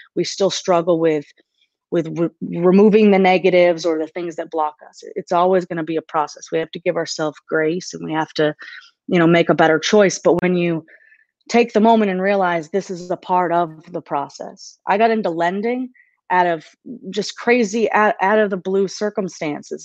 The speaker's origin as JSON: {"language": "English", "region": "Maine", "country": "United States", "tie": "born or raised there", "moved": "as an adult", "lives_now": "Nashville, United States", "said": "I, I grew up in, in Maine, so I'm from Maine."}